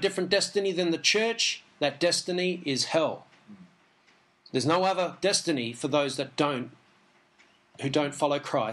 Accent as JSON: {"language": "English", "country": "Australia", "tie": "born or raised there", "said": "I'm an English Jew, born in Australia, so I'm an Aussie Jew."}